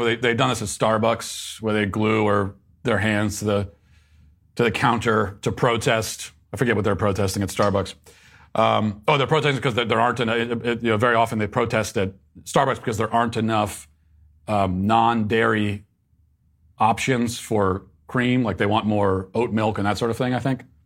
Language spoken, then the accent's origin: English; Virginia, United States; moved away; my home state of uh, Virginia